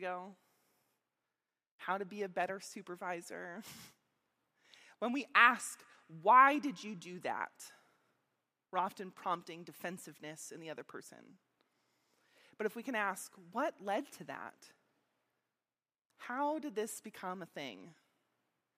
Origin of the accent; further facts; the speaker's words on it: Meadville, Pennsylvania, United States; also born or lived in Slippery Rock; I grew up here in Meadville.